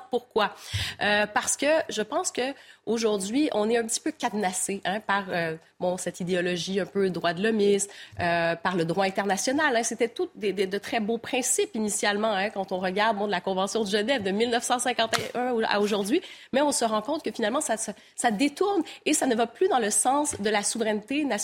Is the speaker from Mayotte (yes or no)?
yes; Mayotte; on est français, on a choisi d'être français euh, en 1974